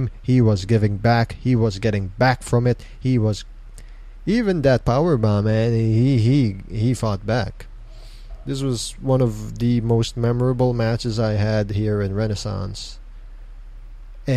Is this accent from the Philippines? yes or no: yes; Mandaluyong, Metro Manila, Philippines; I'm from Mandaluyong. Mandaluyong represent